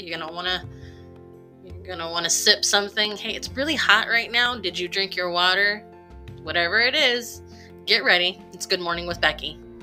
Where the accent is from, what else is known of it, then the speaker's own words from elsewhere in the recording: Holtville, California, United States; now in El Centro, United States; my hometown of Holtville